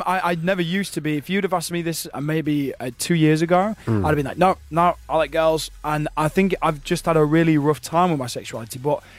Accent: Yorkshire and the Humber, United Kingdom; I'm a Yorkshireman. I've got to stay true to my roots.

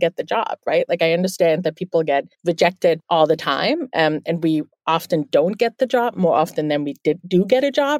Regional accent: Bielefeld, North Rhine-Westphalia, Germany; first language German; English is a second language; now in New York City, United States; I'm actually from the Northwest. It's a town called Bielefeld.

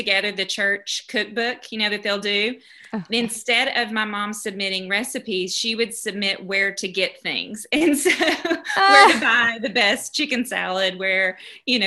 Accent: Knoxville, Tennessee, United States; also born or lived in Nashville area, Tennessee; I am from the Nashville area in Tennessee, but I grew up in Knoxville, which is East Tennessee.

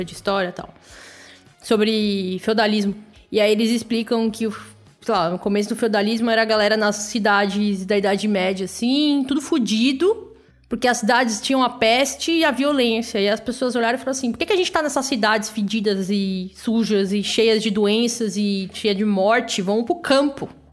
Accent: Santo André, São Paulo, Brazil; moved away as an adult; now in São Paulo, Brazil; Eu nasci no ABC, que é um pouco parecido com São Paulo.

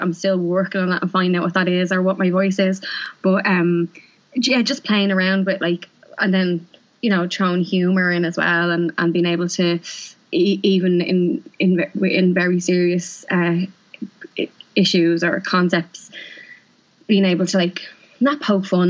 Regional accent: Dublin, Leinster, Ireland; also born or lived in London; I'm from East Wall

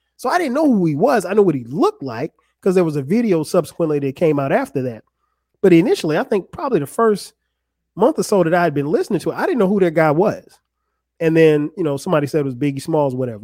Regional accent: Florence, South Carolina, United States; my hometown of Florence, South Carolina.

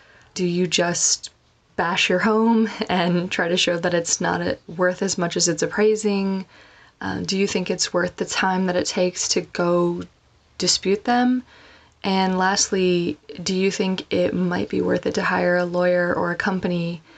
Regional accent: Bedford, Texas, United States; I'm from Bedford, Texas

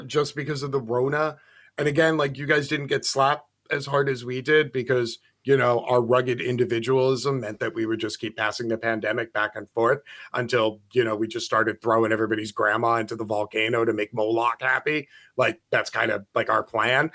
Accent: United States; I'm an American

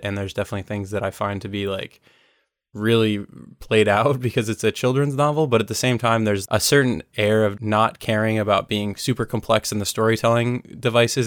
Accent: United States; as an American

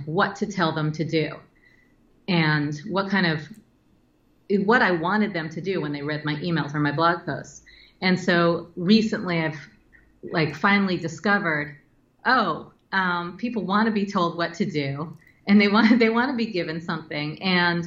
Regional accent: New York City, New York, United States; growing up in New York City when it was dirty and filled with perverts and muggers

